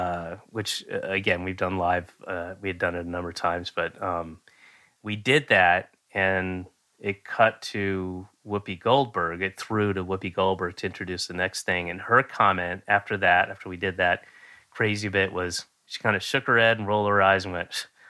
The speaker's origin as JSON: {"language": "English", "town": "Roswell", "region": "Georgia", "country": "United States", "tie": "born or raised there", "also_born_or_lived": "Florida / Connecticut / New York", "said": "I was born in Georgia, and then I moved to Florida and lived there, and then I lived in a bunch of places in Connecticut and New York, and then moved back to Georgia, in Roswell, Georgia, when I was 9."}